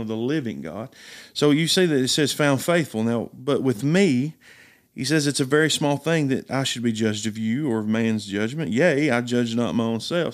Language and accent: English; Riceville, Tennessee, United States; Riceville, Tennessee, born and raised in McMahon County